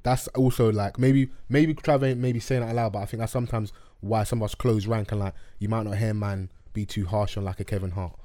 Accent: London, United Kingdom; I grew up in Dulwich

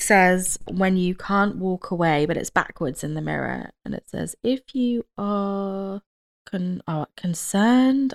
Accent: United Kingdom; I'm British

